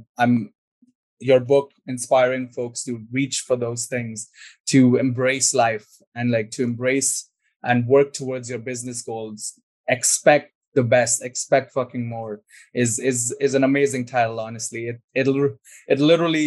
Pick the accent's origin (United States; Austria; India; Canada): India; I'm from India